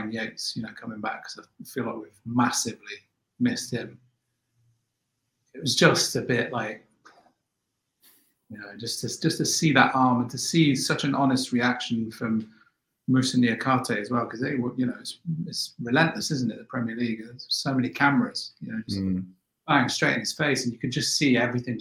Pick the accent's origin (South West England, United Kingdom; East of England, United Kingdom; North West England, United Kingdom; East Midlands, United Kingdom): East Midlands, United Kingdom; Nottingham; in my days growing up in Notts, we used to gate crash parties